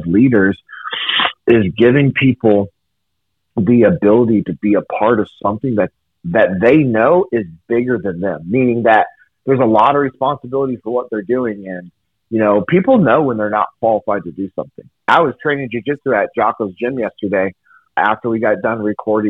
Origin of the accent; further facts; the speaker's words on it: Sacramento, California, United States; I grew up in Sacramento, California